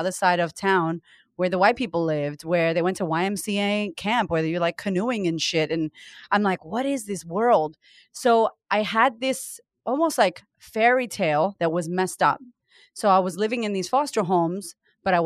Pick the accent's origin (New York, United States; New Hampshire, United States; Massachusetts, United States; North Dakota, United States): Massachusetts, United States; Boston; moved away as an adult; now in Australia; I grew up in Boston with my mom, who was a single mother.